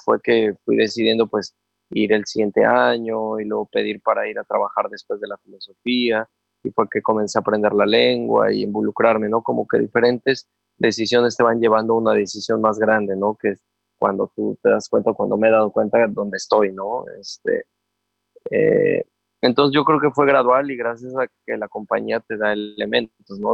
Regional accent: Puebla, Mexico; papá, mamá de Veracruz, yo soy de Puebla. Este, por azares del destino, antes de que yo naciera, llegaron a Puebla a trabajar

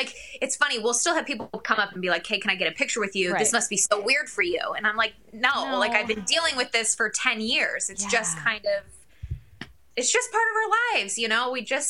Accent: Midwest, United States; Like, at least when I grew up in the Midwest, like, it's terribly cold, but at least it's really sunny on those cold days

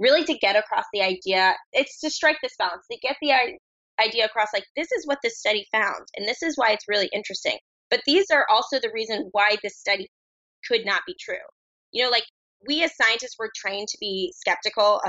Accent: New Jersey, United States; now in Brooklyn, United States; I'm just my Jersey young self

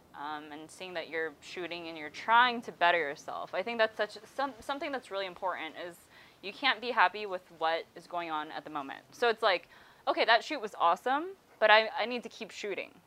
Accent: Hesperia, California, United States; my hometown is Hesperia

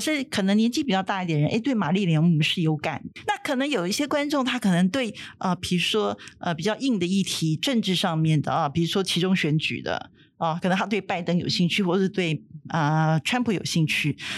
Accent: Taiwan; 我们台湾人民

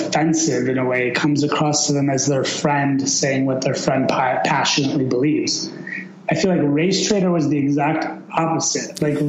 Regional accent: Chicago, Illinois, United States; my parents immigrated to the United States from Iran in 1973, and I was born in 1975 in Chicago. And, I was basically raised in Chicago. I lived 1 year in Iran when I was really, really young.

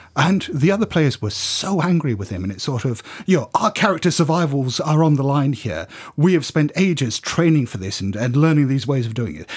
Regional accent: United Kingdom; I'm just being very British

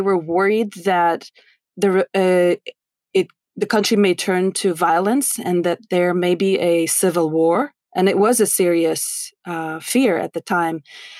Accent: Russia; now in United States; we're similar age, right? And we come from completely different parts of the world. I'm from Russia.

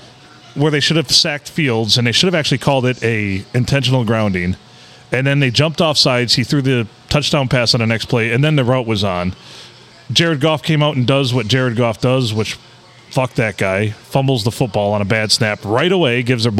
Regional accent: Minden City, Michigan, United States; Yeah, we're here from Minden City. I don't know what more to say about that.

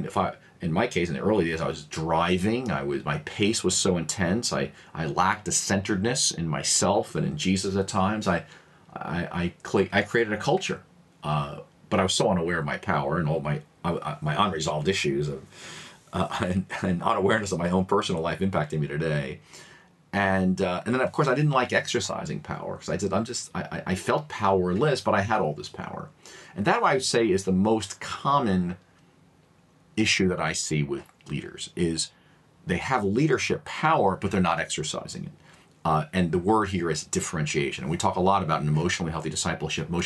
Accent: New York City, New York, United States; being an American born and raised here in a largely immigrant community, my neighborhood in Queens, New York here

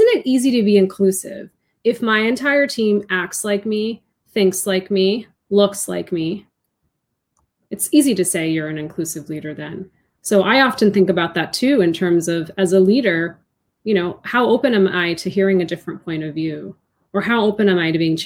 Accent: outside of Boston, Massachusetts, United States; My younger brother and I were raised outside of Boston.

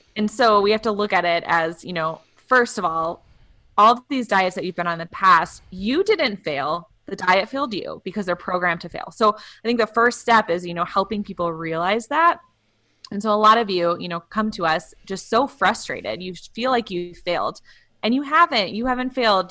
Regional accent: Wisconsin, United States; I'm from Wisconsin

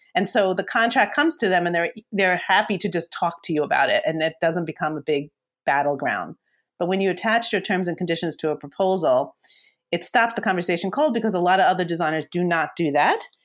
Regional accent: New York, United States; I'm a New Yorker

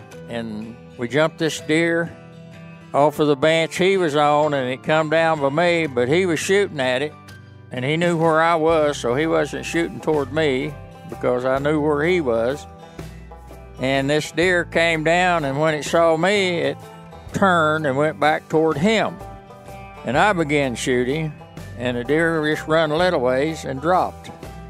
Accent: Arkansas, United States; I was born and raised in the Boston Mountains.

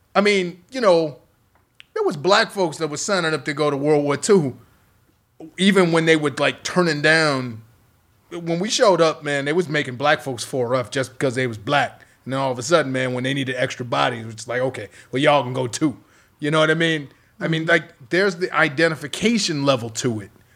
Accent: Chicago, Illinois, United States; I'm from Chicago

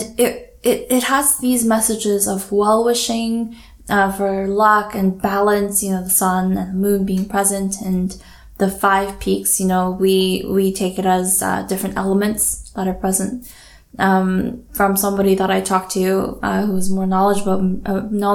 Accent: Daejeon, South Korea; also born or lived in Canada / Vancouver; now in Toronto, Canada; I grew up in Korea in the middle, smack dab in the middle of the peninsula in a place called Daejeon.

